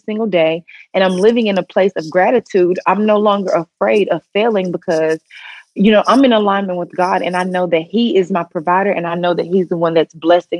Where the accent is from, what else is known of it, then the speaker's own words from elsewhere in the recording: the South, United States; we're from the South. So people always talk like